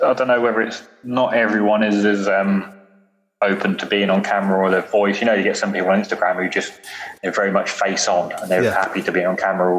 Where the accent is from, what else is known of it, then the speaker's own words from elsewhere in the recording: Norfolk, East of England, United Kingdom; accent: Norfolk; I've got a very Norfolk accent. I'm very country bumpkinny.